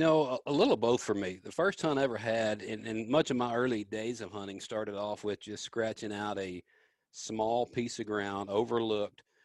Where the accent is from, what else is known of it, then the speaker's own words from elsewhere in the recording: Memphis, Tennessee, United States; I grew up in Memphis, man, down in Memphis, Tennessee, and the big city